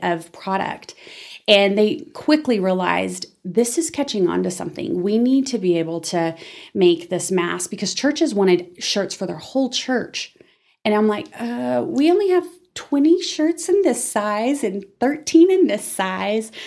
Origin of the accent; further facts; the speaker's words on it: Amarillo, Texas, United States; moved away as an adult; also born or lived in Dallas Fort Worth area, Texas / Denton, Texas; I was born and raised in Amarillo